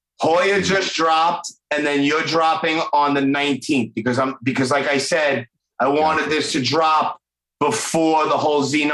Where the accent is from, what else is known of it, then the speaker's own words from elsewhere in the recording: New York, United States; being a New Yorker.